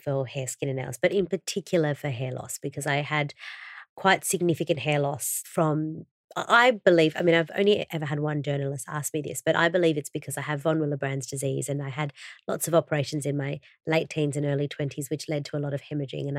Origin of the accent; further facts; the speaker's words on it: Brazil; I was born in Brazil and Vida means life in Portuguese.